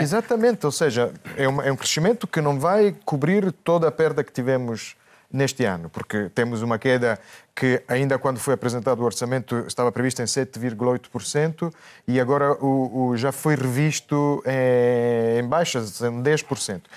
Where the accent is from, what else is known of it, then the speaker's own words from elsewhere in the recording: Italy; moved away; como italiano